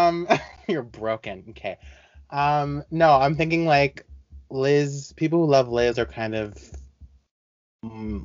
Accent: Canada; We're still Canadian

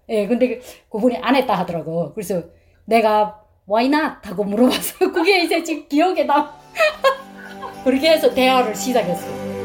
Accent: North Korea; moved away as an adult; also born or lived in China; now in Alabama, United States; 탈북자인데 우린두 자매다

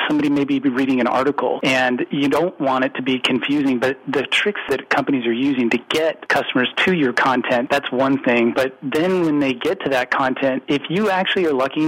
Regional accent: California, United States; moved away as an adult; now in Woodinville, United States; I'm actually originally from California. So I'm a transplant from about 25 years ago

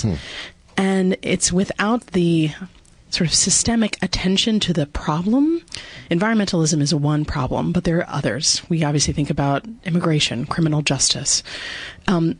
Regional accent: New Jersey, United States; moved away as an adult; also born or lived in Vermont; I grew up in New Jersey, so a Garden Stater

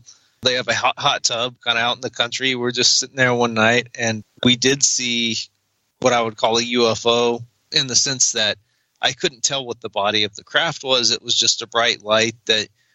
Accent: Roswell, New Mexico, United States; I was born in Roswell, New Mexico. I've never left.

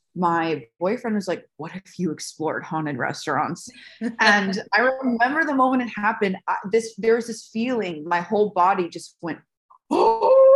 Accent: Las Vegas, Nevada, United States; I was born and raised in Las Vegas

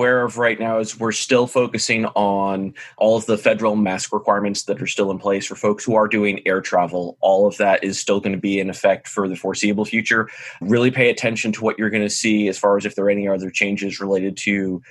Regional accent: Blue Ridge Mountains, Virginia, United States; moved away as an adult; now in Austin, United States; not a local like many Austinites. I moved from somewhere else to come here in the past few years. We are a very fast growing city. I'm originally from the East Coast over in Virginia. So grew up over in the Blue Ridge Mountains.

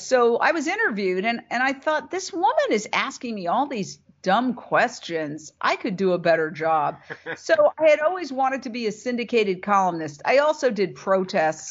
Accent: New York City, New York, United States; moved away as an adult; also born or lived in Fort Myers, Florida / Minneapolis / Philadelphia; I was a city girl. I was brought up in Midtown Manhattan. I grew up across from Carnegie Hall

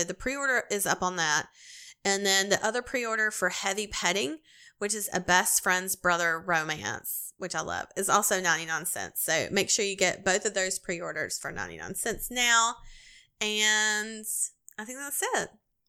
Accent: Canada; I'm Japanese Canadian, so whenever I do it, or someone else does it, I am extremely uncomfortable.

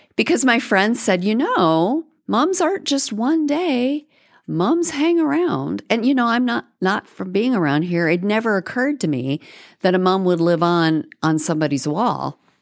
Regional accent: Florida, United States; moved away as an adult; now in Texas, United States; I grew up in Florida

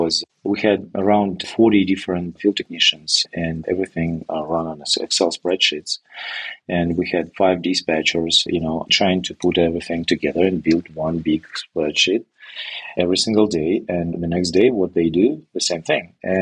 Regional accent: Belarus; English is a second language; moved away as an adult; now in Canada; I'm moving from Belarus, which is a country of former Soviet Republic, and it was not my decision, but my wife.

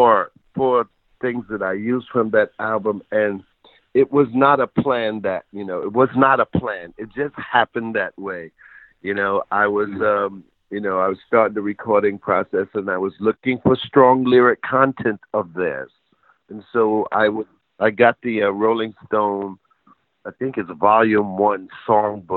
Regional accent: New York City, New York, United States; when I was growing up in Queensbridge Projects

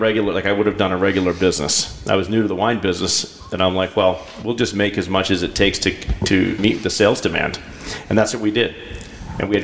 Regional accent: Maine, United States; moved away as an adult; also born or lived in Mississippi / San Francisco / Berkeley; I'm from Maine

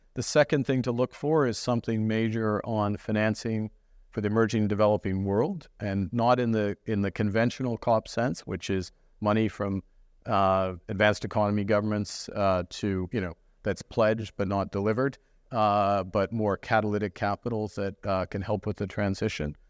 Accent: Fort Smith, Northwest Territories, Canada; I was born in Fort Smith uh, in the Northwest Territories

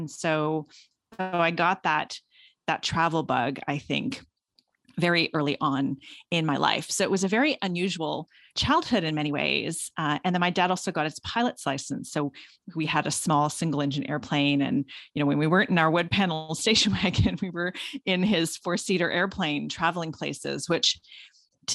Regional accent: Guelph, Ontario, Canada; So I grew up in Guelph, which is a town just about an hour outside of Toronto

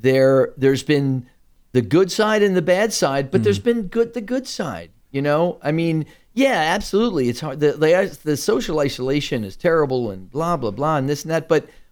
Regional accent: New York, United States; It's like I'm a New Yorker. I miss just seeing people who sneer at me.

